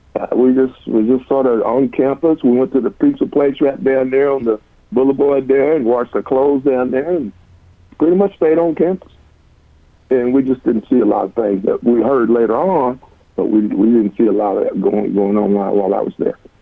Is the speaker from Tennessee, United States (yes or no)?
yes; Cleveland, Tennessee, United States; moved away as an adult; now in Oklahoma, United States; I was born and raised in Cleveland, Tennessee